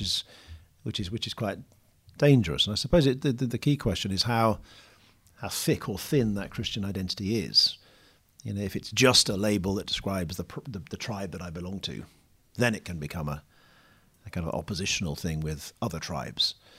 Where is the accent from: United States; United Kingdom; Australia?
United Kingdom; now in London, United Kingdom; I'm British or, you know, live in London